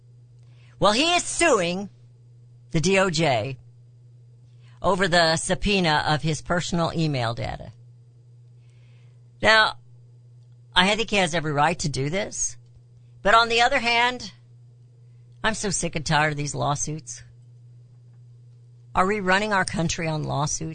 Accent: United States; We as American people

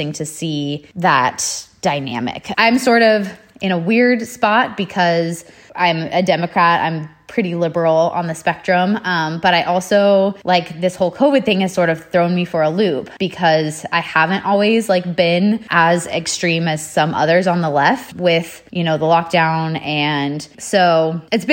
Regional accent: California, United States; saying I'm from California

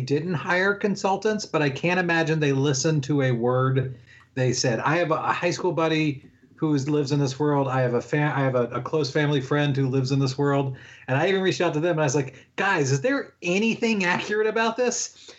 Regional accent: Williamsburg, Virginia, United States; it was set in my hometown. And it did not look like Williamsburg, Virginia

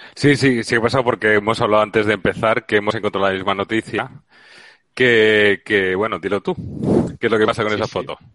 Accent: Valencia, Valencian Community, Spain; now in Seville, Spain; Valencia, que es de donde yo soy

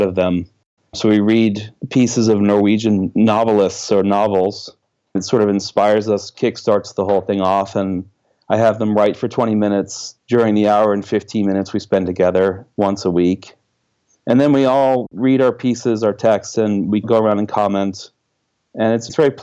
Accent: Washington, District of Columbia, United States; moved away as an adult; now in Oslo, Norway; I grew up in the Washington, D.C. area

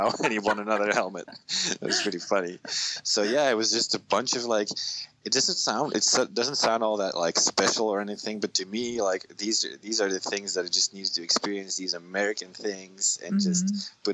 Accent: Belgium; moved away as an adult; also born or lived in San Diego; from Belgium

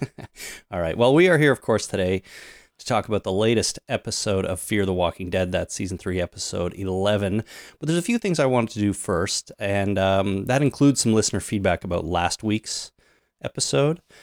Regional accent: Canada; I'm Canadian

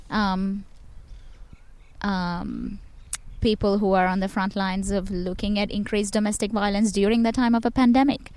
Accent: Chennai, Tamil Nadu, India; my hometown in Chennai

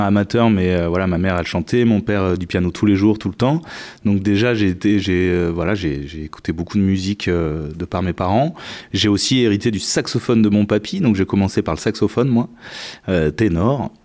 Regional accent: Médoc, Bordeaux region, Nouvelle-Aquitaine, France; also born or lived in Montpellier / Entre-deux-Mers; je suis de la région bordelaise, ouais, effectivement. Euh, j'ai grandi plutôt dans le Médoc

